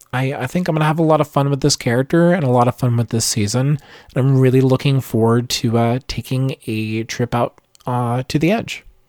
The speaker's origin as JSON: {"language": "English", "region": "Virginia", "country": "United States", "accent": "Southern", "said": "I'm from a small town in Virginia in the United States. you might be able to tell with my bit of a Southern accent"}